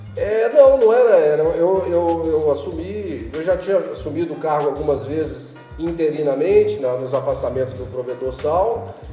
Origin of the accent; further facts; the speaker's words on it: Belo Horizonte, Minas Gerais, Brazil; eu sou nascido em Belo Horizonte